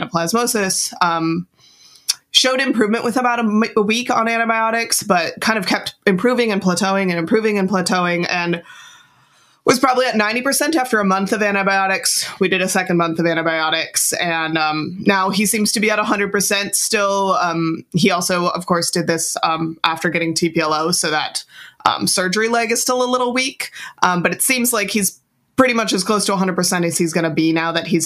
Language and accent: English; Midwest, United States; I'm from the Midwest